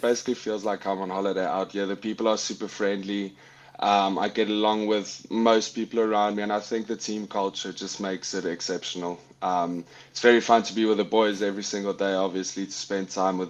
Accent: Paarl, Western Cape, South Africa; also born or lived in Windhoek, Namibia / Pretoria, South Africa; now in New England, United States; I'm born in Windhoek, Namibia. I'd lived there for 2 years of my life. Moved to Pretoria. Was there for about 7 years of my life. And when I was about 9-10 years old, we moved to the Western Cape to a town called Paarl

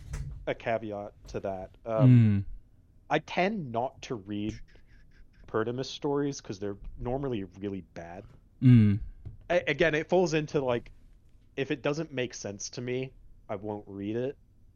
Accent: Australia; now in United States; I am Australian. I've lived in the United States and in Texas specifically for the past 14 years. So my accent is sometimes harder to place, but it comes out in force occasionally.

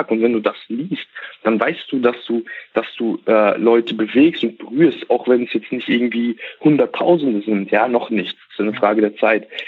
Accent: Germany; also born or lived in Kazakhstan; ich bin nicht in Deutschland geboren, sondern wir sind, also ich bin in Kasachstan geboren und ähm, mhm. bin mit fünf Jahren nach Deutschland gekommen mit meinen Eltern.

